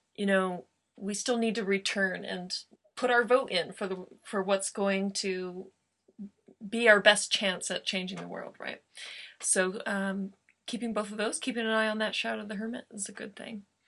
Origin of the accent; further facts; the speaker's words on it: Joshua Tree, California, United States; Joshua Tree my hometown